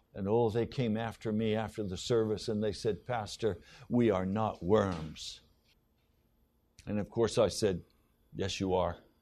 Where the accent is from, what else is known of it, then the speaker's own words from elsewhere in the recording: United States; I'm an American